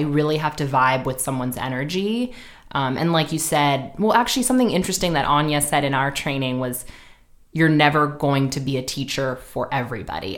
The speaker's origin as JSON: {"language": "English", "town": "New York City", "region": "New York", "country": "United States", "also_born_or_lived": "Sydney, Australia", "moved": "as an adult", "lives_now": "Los Angeles, United States", "said": "I'm from Manhattan, actually"}